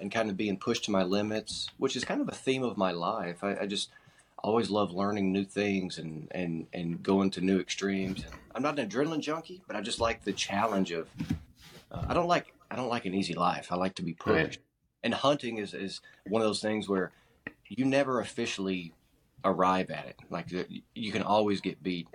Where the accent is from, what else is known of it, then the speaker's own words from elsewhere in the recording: Arkansas Delta, United States; I'm born and raised in Arkansas, grew up in the Arkansas Delta